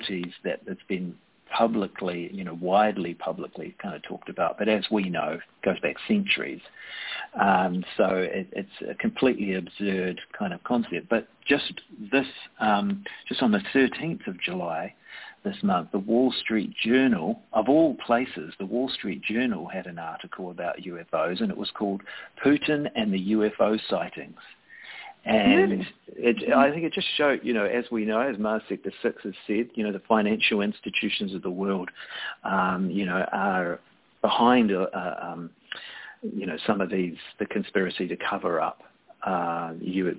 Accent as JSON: {"language": "English", "country": "New Zealand", "said": "as a New Zealander"}